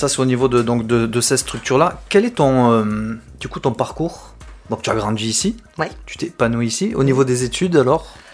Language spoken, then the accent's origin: French; Bordeaux, Nouvelle-Aquitaine, France; born there; Je suis de Bordeaux, hein, je suis né à Bordeaux